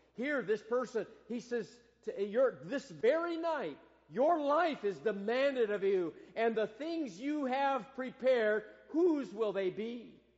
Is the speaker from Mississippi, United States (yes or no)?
no; Michigan, United States; moved away; growing up in Michigan